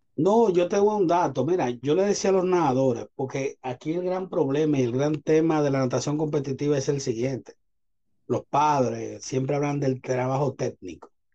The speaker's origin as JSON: {"language": "Spanish", "town": "Santo Domingo", "region": "Distrito Nacional", "country": "Dominican Republic", "tie": "born or raised there", "said": "nací en Santo Domingo. Estudié cerca de la UAS toda mi vida, desde los tres años"}